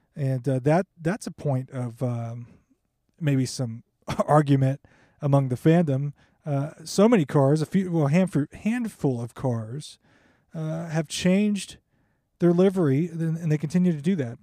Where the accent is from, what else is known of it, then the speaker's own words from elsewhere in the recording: United States; As an American Formula One and motorsport fan